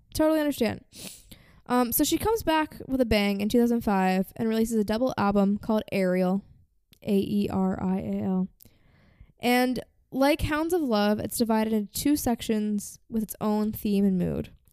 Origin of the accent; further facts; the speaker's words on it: United States; I say this as American